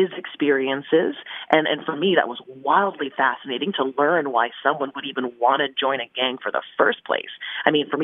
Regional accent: Surrey, British Columbia, Canada; I grew up in British Columbia near Surrey

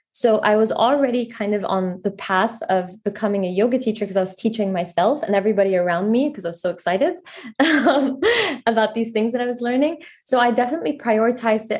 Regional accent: Egypt; moved away as an adult; also born or lived in Paris, France; now in New York City, United States; I actually moved to Egypt in middle school

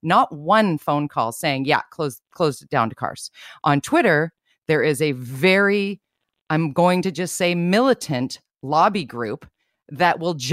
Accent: Vancouver, British Columbia, Canada; I'm born and raised in Vancouver, but my family lives out in Tawasin

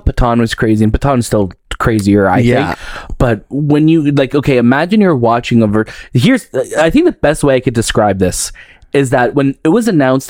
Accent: Brampton, Ontario, Canada; I grew up in Brampton.

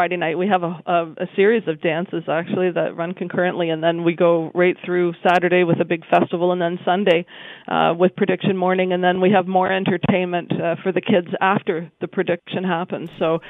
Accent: Wiarton, Ontario, Canada

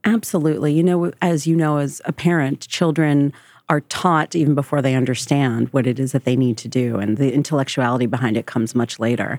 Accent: Marlboro, New Jersey, United States; also born or lived in South Carolina; I grew up in Marlborough, New Jersey

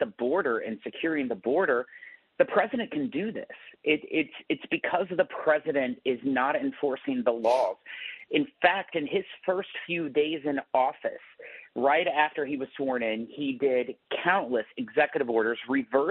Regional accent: Missouri, United States; my home state of Missouri

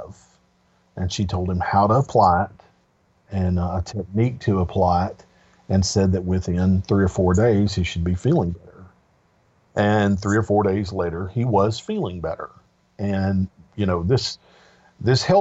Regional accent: Mid-South, United States; growing up in the Mid-South

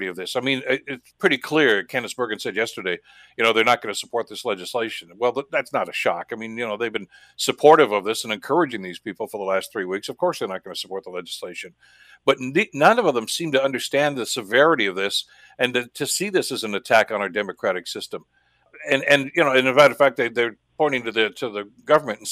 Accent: Canada; as a Canadian

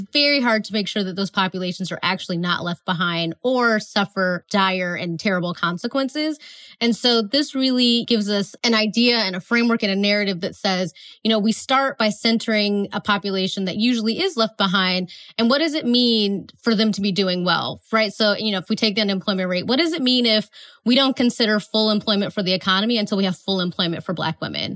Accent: Northeast Ohio, United States; moved away as an adult; also born or lived in Atlanta, Georgia; I'm from Northeast Ohio, so we have a NASA center that's close to us. And when I was in high school, I worked there in the summers

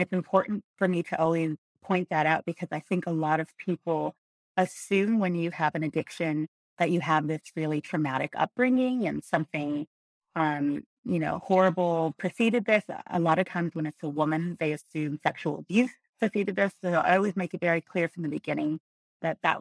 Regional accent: Montebello, California, United States; I grew up in Montebello, which is the southeast area

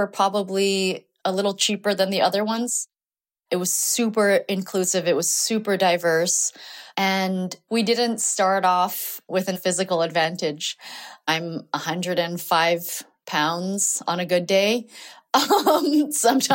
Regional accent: Honolulu, Hawaii, United States; I grew up in Honolulu, Hawaii, to Korean immigrant parents

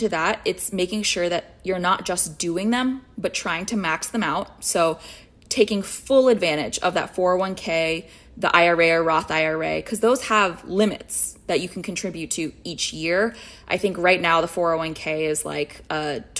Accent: United States; now in New York City, United States; I was born here. I have a sense of entitlement of I belong here. I am an American

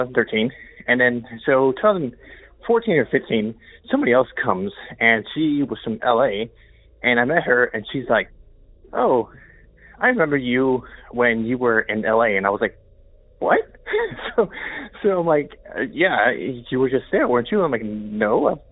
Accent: Chicago, Illinois, United States; moved away as an adult; also born or lived in Rockford, Illinois / New York City; I grew up in Chicago, and I lived there

